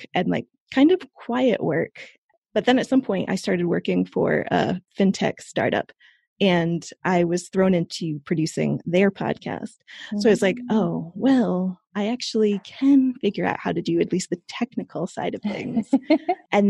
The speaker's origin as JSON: {"language": "English", "country": "United States", "also_born_or_lived": "New York / London", "moved": "as an adult", "lives_now": "Europe", "said": "I'm an American, but about 10 years ago, I discovered that I was eligible for dual citizenship with Italy because of my ancestry"}